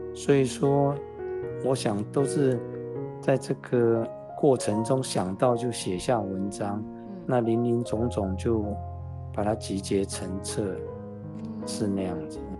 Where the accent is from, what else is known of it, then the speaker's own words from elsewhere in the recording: Dashu Township, Kaohsiung, Taiwan; 那个时候我老家在大树